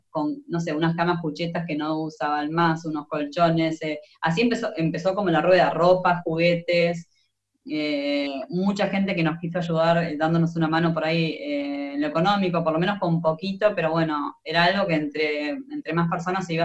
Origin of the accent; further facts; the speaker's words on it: Argentina; los solidarios que, somos los argentinos, es impresionante